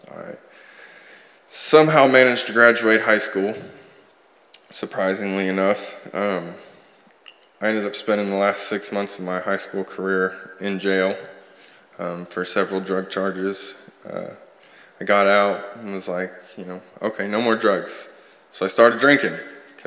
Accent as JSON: {"language": "English", "town": "Sand Springs", "region": "Oklahoma", "country": "United States", "tie": "born or raised there", "moved": "yes", "said": "I'm from Sand Springs, Oklahoma"}